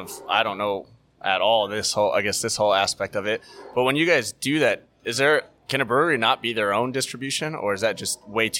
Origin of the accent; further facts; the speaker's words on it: Florida, United States; also born or lived in Virginia / Washington, D.C.; I was born and raised in Florida. Even when I lived in Virginia and D.C.